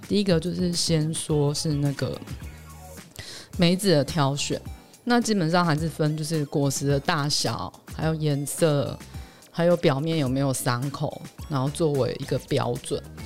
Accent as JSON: {"language": "Chinese", "town": "Hualien", "region": "Hualien County", "country": "Taiwan", "said": "我是花莲的嘛，然后我会关注那边的消息"}